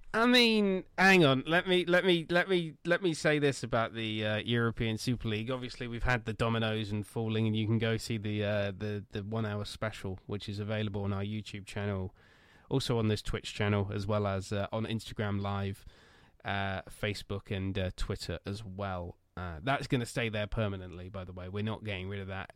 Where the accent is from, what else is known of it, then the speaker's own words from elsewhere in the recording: Swindon, South West England, United Kingdom; my hometown football club being absolutely crap. Swindon Town Football Club